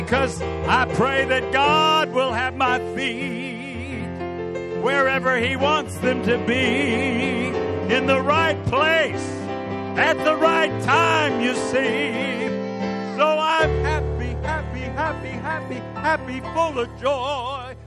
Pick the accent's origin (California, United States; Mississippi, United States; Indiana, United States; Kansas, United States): California, United States; I'm from California.